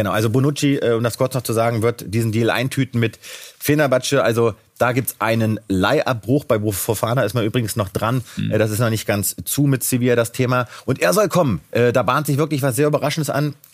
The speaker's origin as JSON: {"language": "German", "region": "Berlin", "country": "Germany", "said": "Ja, auf jeden Fall. Ich bin Berliner. Ich genieße jeden Tag hier und bin dankbar, dass ich äh, bei Hertha spielen kann, bei Hertha spielen darf."}